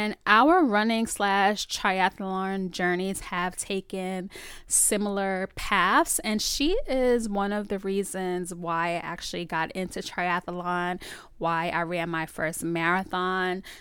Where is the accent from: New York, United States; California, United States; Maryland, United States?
New York, United States; Bronx; in Bronx. Bronx. I'm from the Bronx.